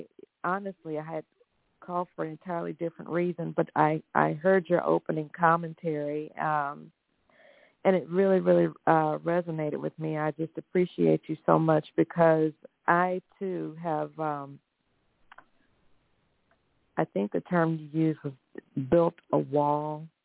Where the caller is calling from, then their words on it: Texas, United States; I'm calling from Texas.